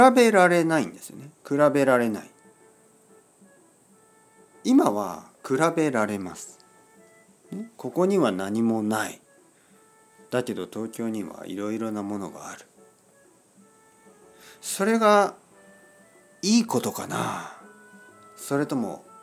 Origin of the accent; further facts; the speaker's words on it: Oita, Japan; moved away; 僕の生まれ育った町生まれて育った町生まれ育った町大分県、えー、大分県の田舎です僕の両親が住んでいる町で